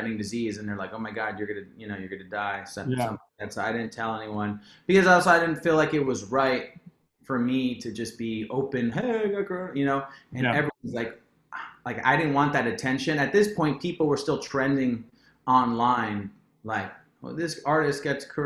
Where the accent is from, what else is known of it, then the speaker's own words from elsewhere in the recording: Perth Amboy, New Jersey, United States; I was born in Jersey. Mm-hmm. Perth Amboy, New Jersey, to be exact